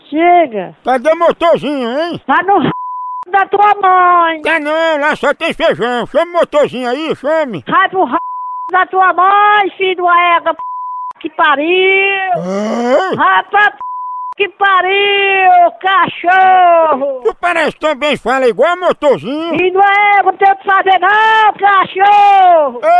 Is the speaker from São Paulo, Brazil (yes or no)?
yes; Sumaré, São Paulo, Brazil; Eu sou de Sumaré. Manda um beijo pro Sumaré.